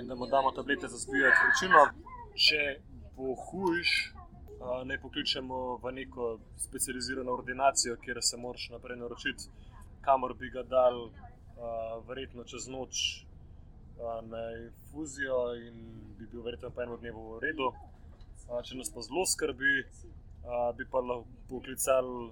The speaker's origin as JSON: {"language": "Slovenian", "country": "Slovenia", "said": "smo turisti iz Slovenije"}